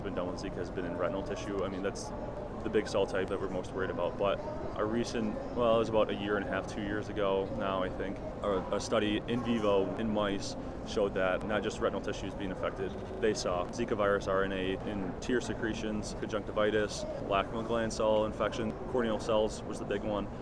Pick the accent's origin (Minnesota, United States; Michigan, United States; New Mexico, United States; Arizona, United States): Michigan, United States; Detroit; I'm from Michigan, Detroit area originally, and I stayed in Michigan for my undergrad